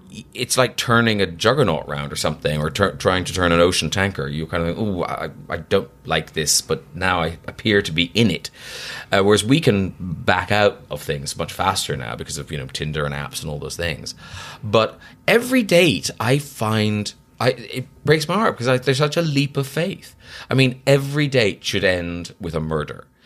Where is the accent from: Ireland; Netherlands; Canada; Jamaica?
Ireland; now in London, United Kingdom; that was my kind of experience growing up in Ireland, was I was a bit of an outsider